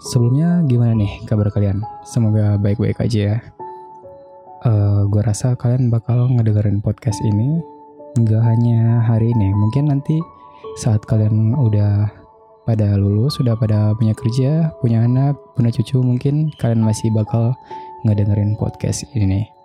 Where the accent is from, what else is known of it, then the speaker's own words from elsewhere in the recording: Bintan, Riau Islands, Indonesia; asal kota gue itu di Bintan, Kepulauan Riau. Dulu tuh gue SD sampai, lebih tepatnya uh, eh, gue dari lahir sampai gue gedenya juga di sana. Jadi bisa dibilang gue orang asli Bintan dan gue bersuku Melayu.